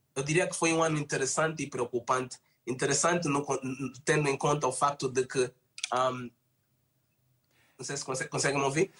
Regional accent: Angola; nós, enquanto angolanos

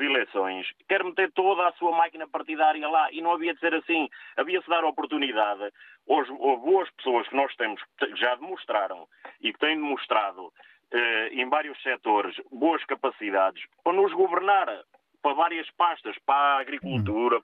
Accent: Portugal; nós como portugueses

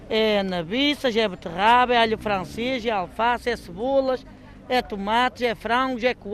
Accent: Vila Verde, Braga, Portugal; Não, quando sou de Ponte Lima, sou de Vila Verde.

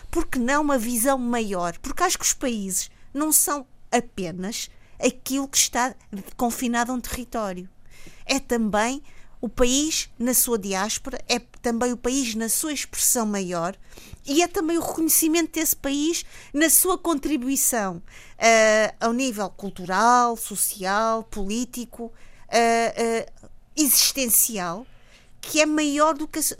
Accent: Maputo, Maputo City, Mozambique; born there; moved away; Eu nasci em Moçambique, na altura ainda era Lourenço Marques, e volto a, a, a Maputo com os meus, ora bem, 29 anos.

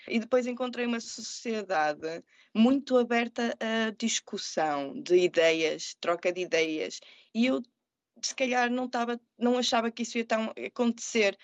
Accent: Portugal; moved away as an adult; also born or lived in Murcia, Spain / Madison, United States; now in United States; Sou portuguesa com muito amor pelos meus e pela minha terra

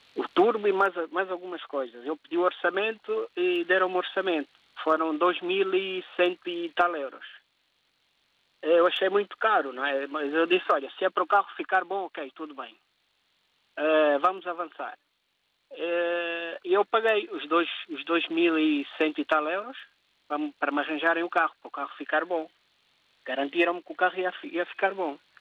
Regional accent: Angola; eu nasci em Angola. A minha nacionalidade é cabo-verdiana. Eu é optei pela nacionalidade dos meus pais

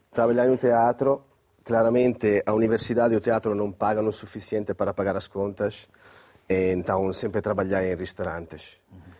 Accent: Crema, Lombardy, Italy; Portuguese is a second language; moved away as an adult; also born or lived in Brescia; now in Évora, Portugal; Eh, em Brescia, uma cidade do norte da Lombardia, perto da minha cidade natal, que é Crema.

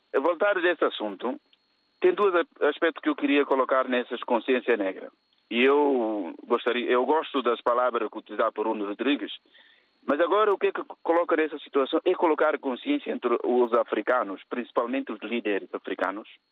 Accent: Cacheu, Guinea-Bissau; moved away; Eu sou da Guiné-Bissau, principalmente numa zona, numa região que é chamada região de Cacheu

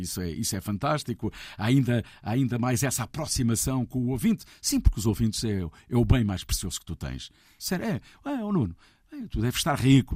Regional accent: Santarém, Centro, Portugal; Santarém. onde eu nasci e onde eu comecei a fazer as primeiras emissões de rádio

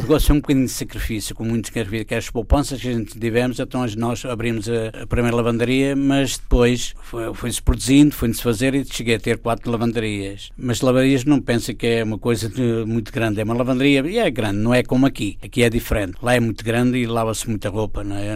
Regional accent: Torres Vedras, Lisbon, Portugal; moved away as an adult; now in Philadelphia, United States; Torres Vedras foi onde eu nasci, claro, tenho sempre no coração aquela terra.

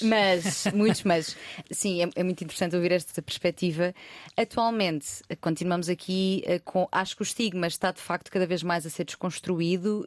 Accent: Loulé, Algarve, Portugal; eu sou de uma, de uma, cidade pequena, não sou de Lisboa

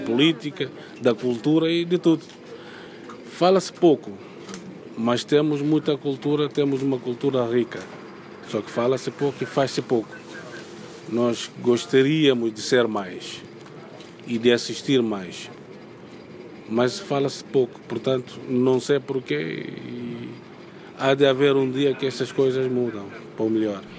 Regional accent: Bissau, Guinea-Bissau; moved away; o meu país de origem

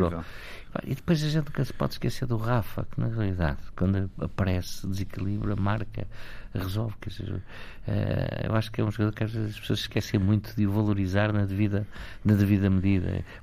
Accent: Portugal; eu, até como português

